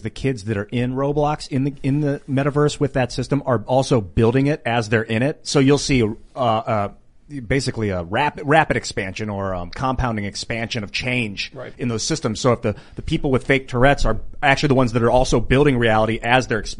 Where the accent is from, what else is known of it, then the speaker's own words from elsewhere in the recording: Ireland; I'm just kidding. I'm Irish too.